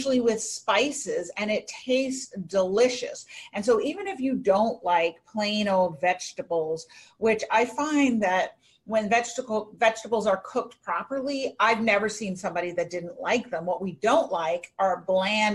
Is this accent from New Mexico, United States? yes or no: no; New York City, New York, United States; I grew up in New York City and my dad ate kimchi and gave it to us regularly